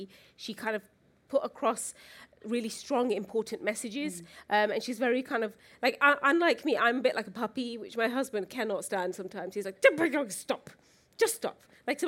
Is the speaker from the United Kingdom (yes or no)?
yes; Luton, East of England, United Kingdom; I grew up in Luton.